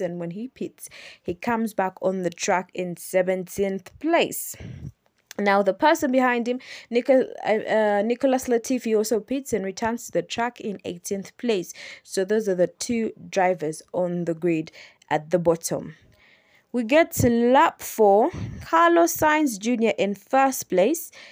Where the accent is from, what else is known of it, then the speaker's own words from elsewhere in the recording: Kampala, Central Region, Uganda; I am from Uganda. I'm from Kampala, Uganda